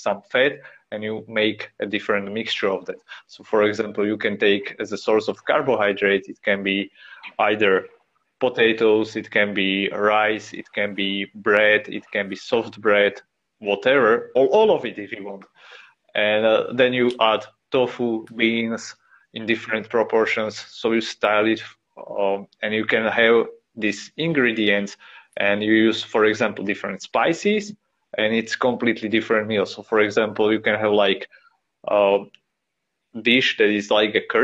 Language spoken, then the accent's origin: English; Slovakia; I'm from Slovakia